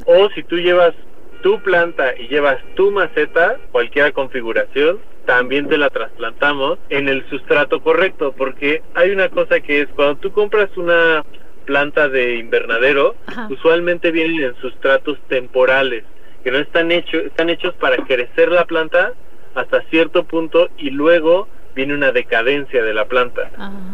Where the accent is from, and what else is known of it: Mexico